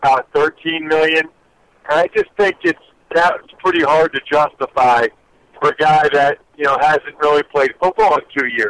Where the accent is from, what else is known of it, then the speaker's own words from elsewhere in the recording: Pennsylvania, United States; I'm from Pennsylvania